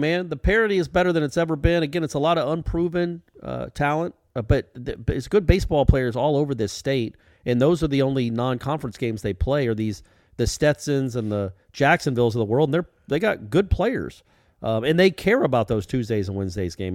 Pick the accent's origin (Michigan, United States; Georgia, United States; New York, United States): Georgia, United States; Atlanta; my hometown of Atlanta, Georgia